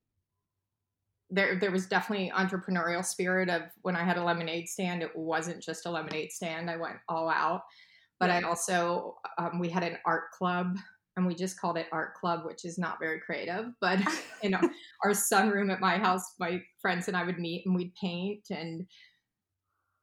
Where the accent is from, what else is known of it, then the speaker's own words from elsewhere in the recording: Oakmont, Pennsylvania, United States; also born or lived in Milwaukee, Wisconsin; I really grew up in a town called Oakmont, which is a suburb of Pittsburgh